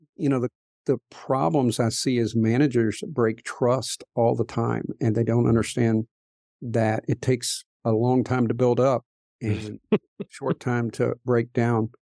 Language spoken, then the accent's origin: English; Appalachian coal fields, United States; moved away; I grew up in the Appalachian coal fields